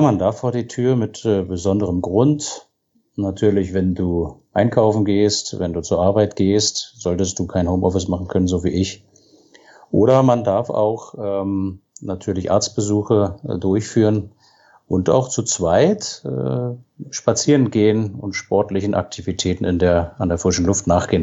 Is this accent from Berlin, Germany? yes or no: yes; Berlin, Germany; moved away as an adult; now in Rosenheim, Germany; ich bin in Berlin geboren